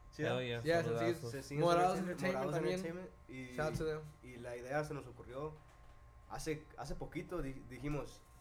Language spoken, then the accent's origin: Spanish; Michoacán, Mexico; Puro Michoacán.